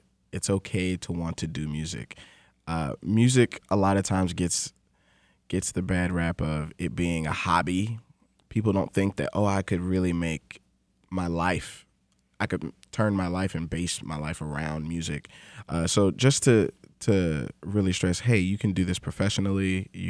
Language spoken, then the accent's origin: English; Atlanta, Georgia, United States; Growing up in Atlanta, during my early childhood, there's obviously a huge black community there.